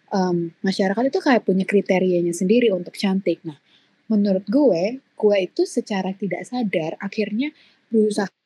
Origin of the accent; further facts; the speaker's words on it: East Java, Indonesia; karena um, gue memang waktu kecil tinggalnya kan di Jawa Timur, jadi otomatis kulit gue tuh agak lebih gelap gitu daripada sekarang.